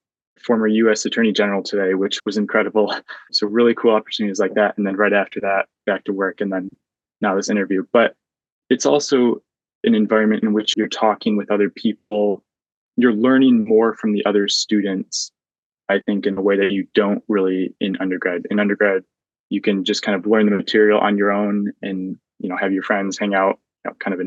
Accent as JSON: {"language": "English", "town": "Williamston", "region": "Michigan", "country": "United States", "tie": "born or raised there", "also_born_or_lived": "Notre Dame, Indiana", "moved": "as an adult", "lives_now": "Cambridge, Massachusetts, United States", "said": "growing up in Williamston"}